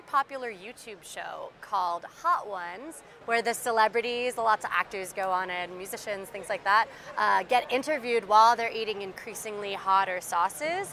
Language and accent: English; New York City, New York, United States; we're from Brooklyn.